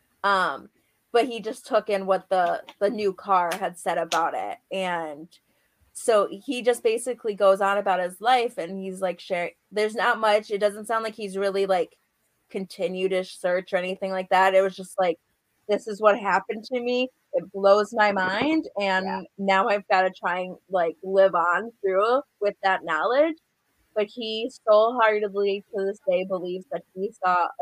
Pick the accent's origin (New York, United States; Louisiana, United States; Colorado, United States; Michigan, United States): Michigan, United States; Upper Peninsula of; I'm from the Upper Peninsula of Michigan